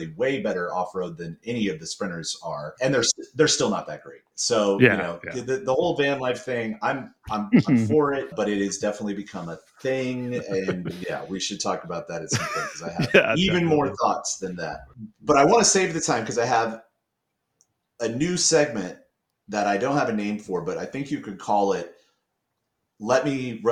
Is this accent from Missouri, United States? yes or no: yes; Kansas City, Missouri, United States; moved away; I'm back in Kansas City where my friends and family live because I lived here for a part of my childhood